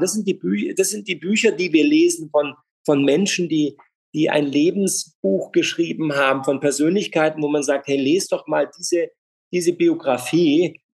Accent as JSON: {"language": "German", "town": "Freiburg", "region": "Baden-Württemberg", "country": "Germany", "tie": "born or raised there", "said": "Ich bin in Freiburg groß geworden"}